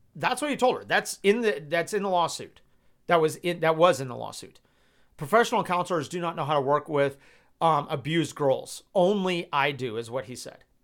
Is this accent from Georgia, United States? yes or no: yes; Georgia, United States; I'm from Georgia